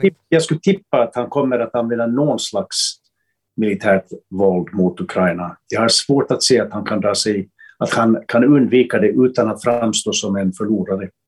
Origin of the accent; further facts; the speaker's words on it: Finland; som finländare